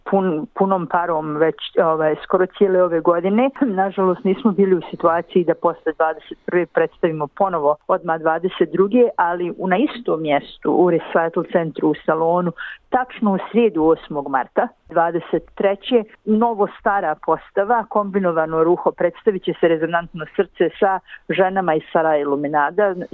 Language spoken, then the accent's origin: Croatian; Bosnia & Herzegovina